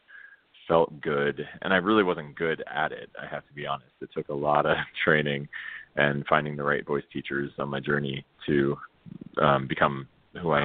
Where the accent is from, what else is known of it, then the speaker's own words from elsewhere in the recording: Spring Hill, Florida, United States; I'm from Spring Hill, Florida. It's about an hour north of Tampa